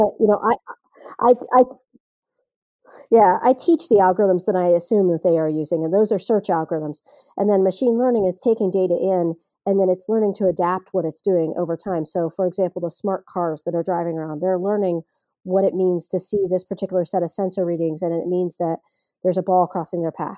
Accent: Ohio, United States; I grew up in Ohio, or at least for part of the time. I didn't. My dad's is military, so we moved a lot.

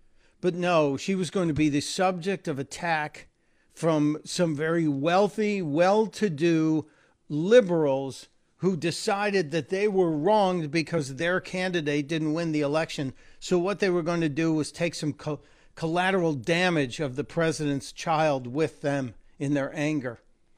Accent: New York, United States; growing up in New York in my 30s and 40s, I was taught what we don't win on the court, we take back in the parking lot.

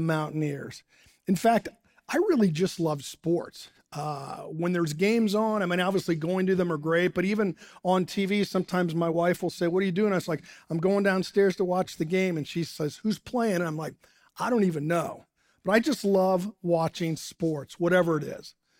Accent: Dayton, Ohio, United States; moved away as an adult; now in Morgantown, United States; I grew up in Dayton, Ohio.

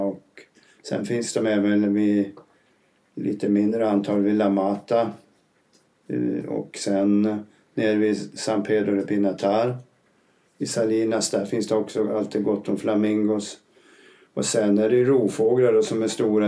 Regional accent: northern Uppland, lower Dalälven, Uppsala County, Sweden; moved away as an adult; also born or lived in Gysinge; now in Spain; Jag kommer från norra Uppland vid nedre Dalälven. Jag är 71 år, bor numera i Spanien.

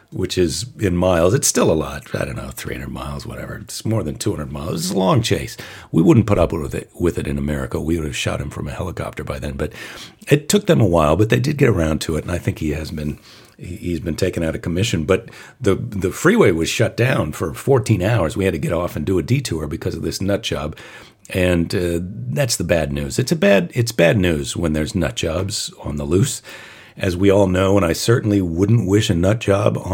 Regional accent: United States; as an American

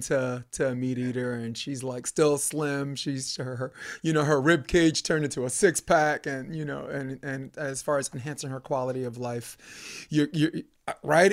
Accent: New York City, New York, United States; now in California, United States; growing up in New York, Brooklyn, Flatbush Avenue

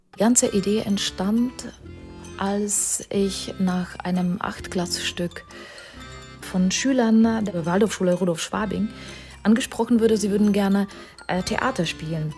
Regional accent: Czechia; moved away; bin ja selber Tschechin

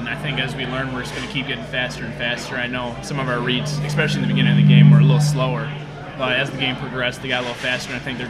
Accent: Hartland, Michigan, United States; I'm from Heartland, Michigan. It's about 40 minutes from here.

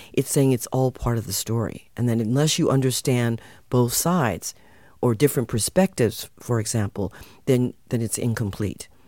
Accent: United States; moved away as an adult; also born or lived in California; now in Netherlands; I was born in the U.S., my parents and my ancestors come from Suriname

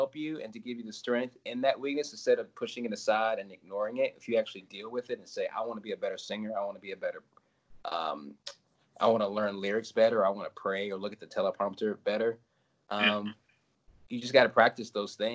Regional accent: Collierville, Tennessee, United States; now in Nashville, United States; I grew up outside of Memphis, mostly

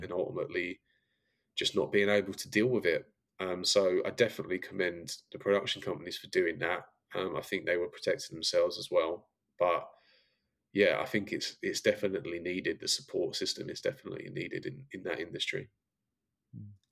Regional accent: Brentwood, East of England, United Kingdom; moved away as an adult; now in Los Angeles, United States; growing up in essex was great um, brentwood was where i grew up

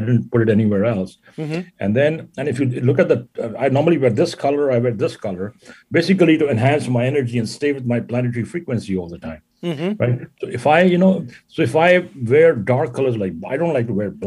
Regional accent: India; moved away; also born or lived in Jodhpur, Rajasthan; I am from India. Actually, I was born and raised in India. And I was born in the desert, a city called Jodhpur in Rajasthan

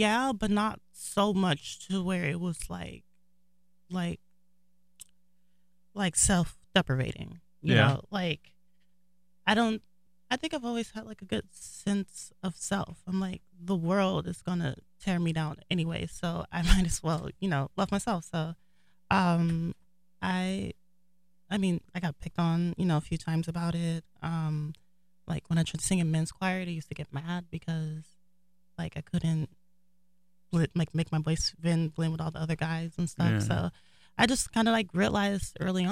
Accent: North Las Vegas, Nevada, United States; I was born and raised in North Las Vegas

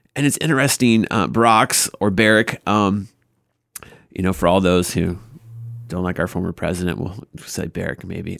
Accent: the South, United States; I grew up in the South

